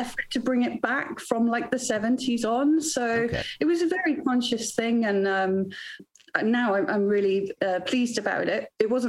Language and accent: English; Wales, United Kingdom; Anyway, because I grew up in Wales, where singing is a competitive sport. It's hardcore.